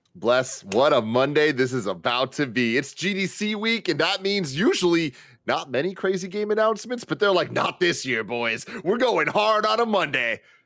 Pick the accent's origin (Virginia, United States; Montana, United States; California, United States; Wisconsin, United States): California, United States; San Francisco; I'm from San Francisco